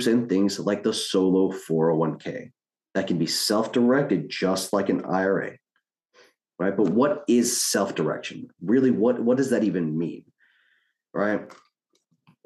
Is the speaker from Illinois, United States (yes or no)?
no; New Orleans, Louisiana, United States; moved away as an adult; now in Houston, United States; Originally, I'm from New Orleans, Louisiana